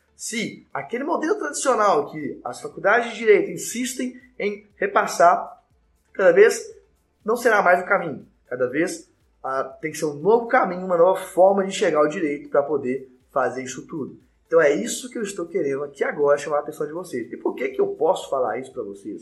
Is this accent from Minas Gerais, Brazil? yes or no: yes; Belo Horizonte, Minas Gerais, Brazil; sou de BH, sou mineiro